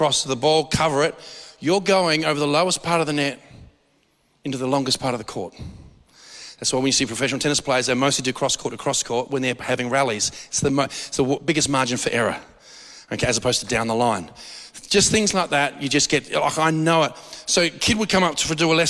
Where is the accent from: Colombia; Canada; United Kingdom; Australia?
Australia; We're too Aussie.